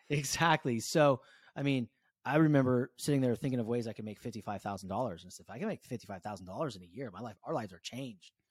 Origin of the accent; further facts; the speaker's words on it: Concord, California, United States; also born or lived in Walnut Creek, California; I grew up in Walnut Creek, California, Con-, Concord, California, born in Walnut Creek